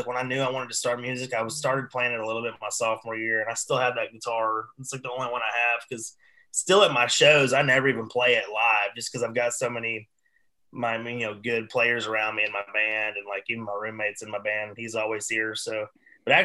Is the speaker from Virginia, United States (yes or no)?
no; East Tennessee, United States; I'm from East Tennessee